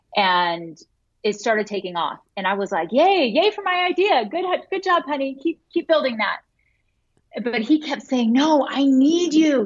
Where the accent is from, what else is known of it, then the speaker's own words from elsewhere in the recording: Florida, United States; moved away as an adult; also born or lived in Utah; I grew up in Florida